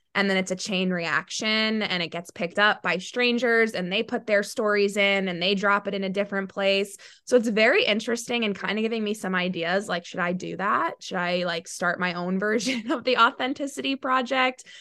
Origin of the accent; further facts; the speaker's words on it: New York, United States; also born or lived in Charlotte, North Carolina / Clemson, South Carolina; I am from New York